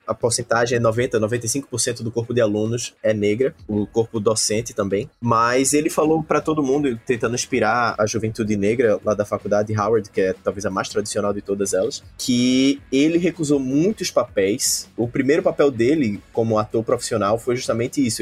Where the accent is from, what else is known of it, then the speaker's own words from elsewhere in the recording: Northeast Region, Brazil; also born or lived in São Paulo; now in Recife, Brazil; eu, sendo nordestino em São Paulo